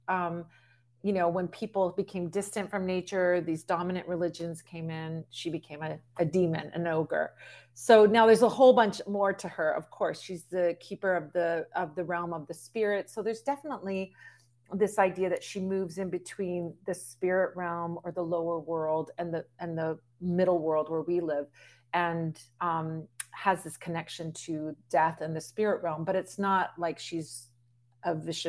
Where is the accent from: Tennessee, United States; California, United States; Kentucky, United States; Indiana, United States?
California, United States; Southern; growing up in Southern California